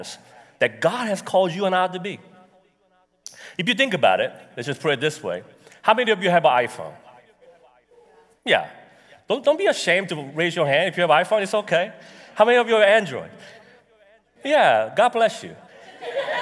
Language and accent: English; United States; I'm American